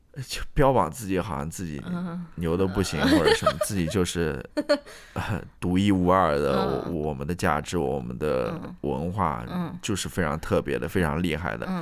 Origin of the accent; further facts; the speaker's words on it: China; now in United States; 不像我们中国人是非常注重这个家庭观念的